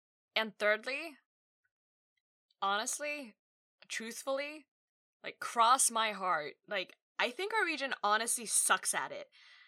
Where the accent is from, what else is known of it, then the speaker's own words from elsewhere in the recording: Australia; I'm an Australian-born Asian woman. The joke here is that I don't sound Australian. I've lived here for 3 decades now